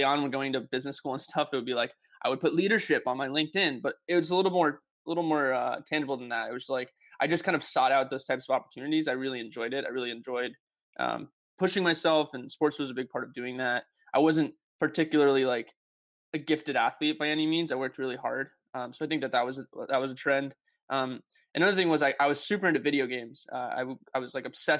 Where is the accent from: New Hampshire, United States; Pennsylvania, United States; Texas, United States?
New Hampshire, United States; Hollis; I grew up in a small town in New Hampshire. It's called Hollis, New Hampshire